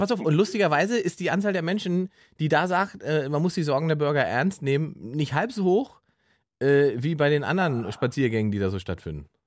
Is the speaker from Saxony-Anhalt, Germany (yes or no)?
yes; Saxony-Anhalt, Germany; Ich komme nie aus dem Wald, ich komme aus Sachsen-Anhalt, wobei da gab es auch einen Wald, ja.